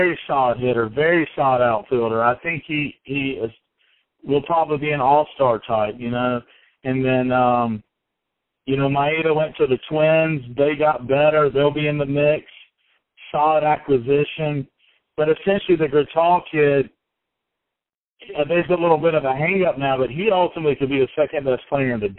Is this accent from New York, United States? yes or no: no; Greensboro, North Carolina, United States; I am from Greensboro. It's good to be home